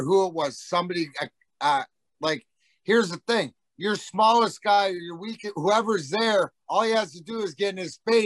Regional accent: Leamington, Ontario, Canada; now in United States; we grew up in Essex County

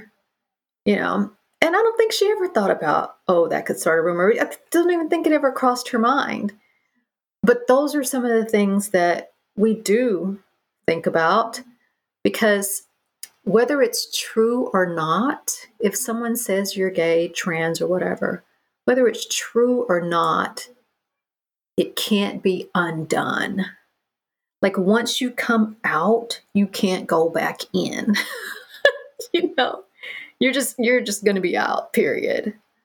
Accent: the Bible Belt, United States; now in New York, United States; I grew up in the Bible Belt

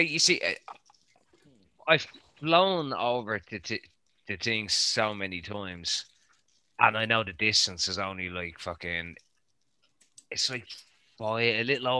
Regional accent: Ireland; I'm fucking Irish.

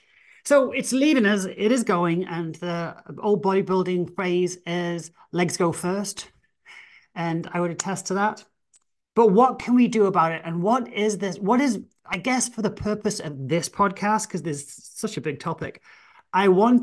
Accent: England, United Kingdom; oh, well, I'm, you know, I'm English, I'm an outlier, I can build more muscle

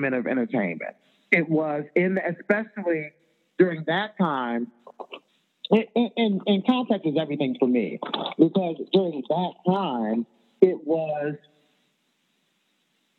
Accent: Chicago, Illinois, United States; I'm from Chicago

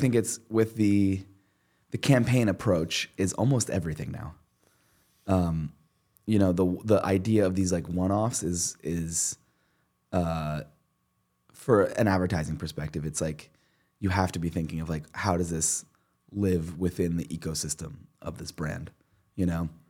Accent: Princeton, New Jersey, United States; I grew up in Princeton

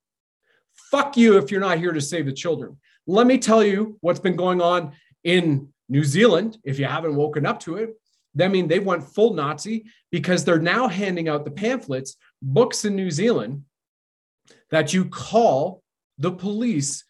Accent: Canada

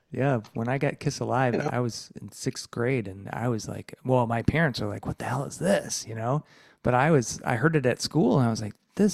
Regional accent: Detroit, Michigan, United States; now in Ann Arbor, United States; I'm in Ann Arbor, but I was born in Detroit, so I know the area.

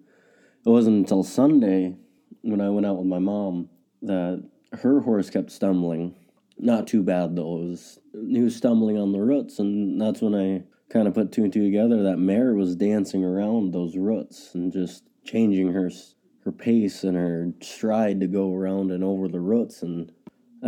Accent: Ransom County, North Dakota, United States; I'm from Ransom County, North Dakota.

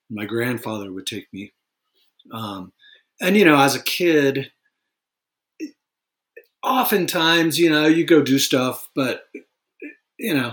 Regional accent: California, United States; Yeah, I grew up in uh, Northern California.

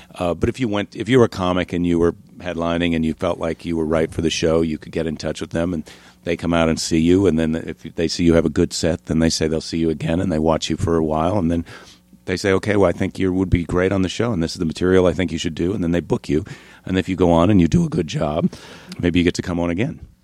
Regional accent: La Crosse, Wisconsin, United States; also born or lived in Iowa; I was born in Iowa, but then, uh, I spent a, most of my childhood in La Crosse, Wisconsin.

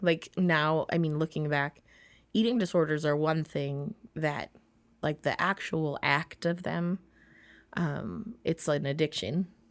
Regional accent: Minnesota, United States; I'm so Minnesotan

